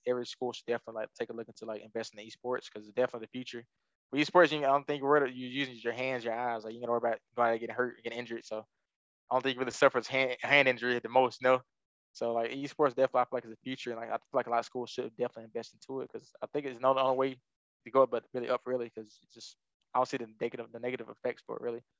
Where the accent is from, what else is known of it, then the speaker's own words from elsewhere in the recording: Alabama, United States; moved away; I'm from Alabama and South